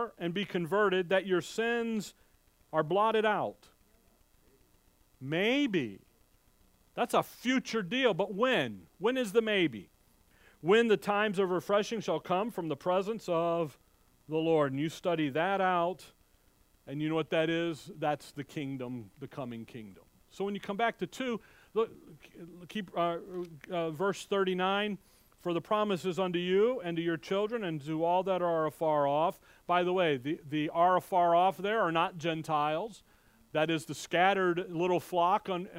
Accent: Chicago, Illinois, United States; I remember growing up, we never went to public schools. My parents made that decision growing up in Chicago

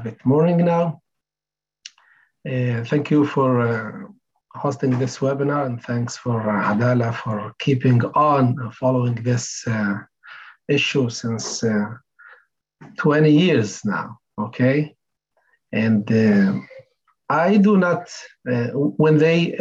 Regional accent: Lakiya, Southern District, Israel; moved away as an adult; also born or lived in Bethlehem; I'm from Lagia village next to Beersheba

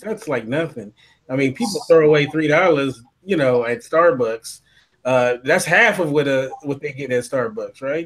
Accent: Los Angeles, California, United States; we're both from Los Angeles

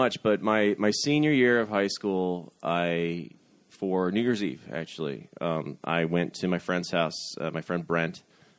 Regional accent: North Central Ohio, United States; now in New York, United States; I'm from North Central Ohio. It's about an hour west of Cleveland, but it's once you get outside of Cuyahoga County, it gets rural very quickly.

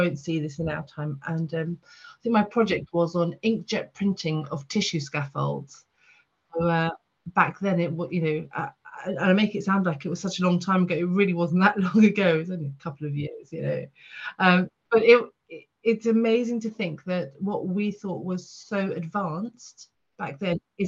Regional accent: the south of England, United Kingdom; also born or lived in Port Sunlight; now in London, United Kingdom; I'm a Southerner at heart

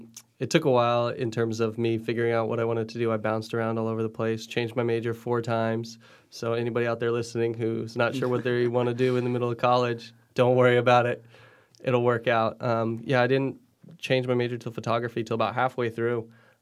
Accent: Indonesia; also born or lived in Philippines / Indiana; I grew up in Indonesia and the Philippines, spent my childhood over there and then Indiana after

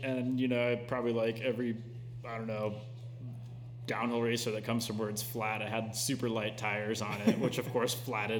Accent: Houston, Texas, United States; moved away as an adult; I grew up in Houston. Started racing cross country down there.

